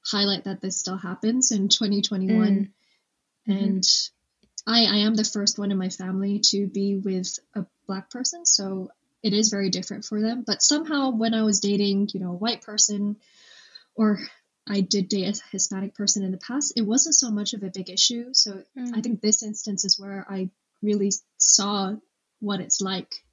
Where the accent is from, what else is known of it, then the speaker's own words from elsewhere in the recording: Hong Kong; moved away as an adult; also born or lived in London, United Kingdom; now in United Kingdom; I was not exposed much to African and Black culture growing up in Hong Kong